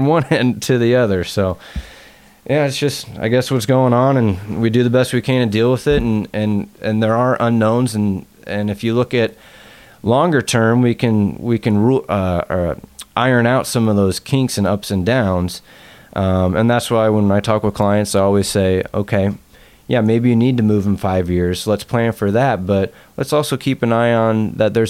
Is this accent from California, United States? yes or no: no; Bellevue, Washington, United States; now in Seattle, United States; I grew up in Bellevue and been in Seattle since I came out to UW in 2001.